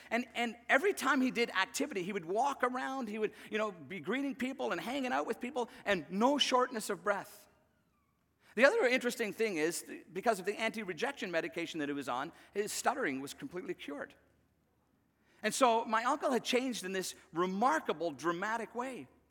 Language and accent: English; Northern Ireland, United Kingdom; I remember as a kid growing up in Northern Ireland